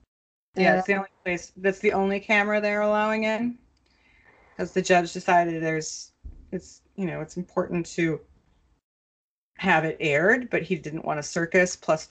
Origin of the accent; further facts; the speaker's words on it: Minnesota, United States; as a Minnesotan growing up there